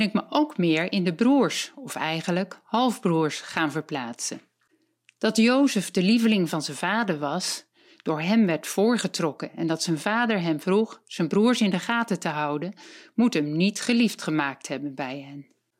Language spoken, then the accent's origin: Dutch; Voorhout, South Holland, Netherlands; ik ben 62 jaar en ik kom uit Voorhout.